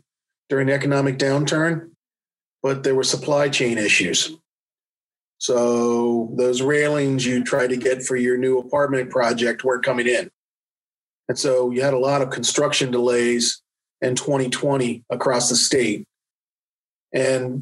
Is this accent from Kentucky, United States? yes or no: no; Washington, District of Columbia, United States; now in Wilmington, United States; my background is I grew up in the Washington, D.C. area.